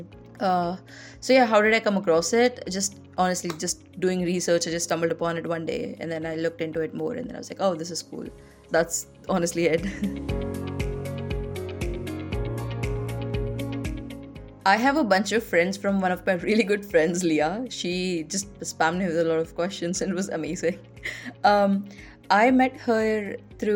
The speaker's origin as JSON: {"language": "English", "country": "India", "tie": "born or raised there", "said": "growing up in India, in the Indian society"}